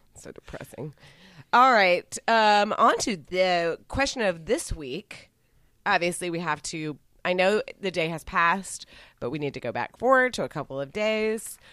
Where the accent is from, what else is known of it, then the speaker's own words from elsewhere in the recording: Texas, United States; I'm from Texas